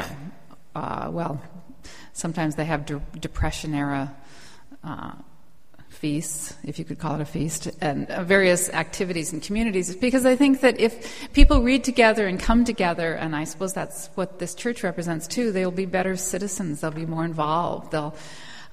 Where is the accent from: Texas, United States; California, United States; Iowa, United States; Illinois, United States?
California, United States; also born or lived in North Carolina; I am from California, but I am revisiting the South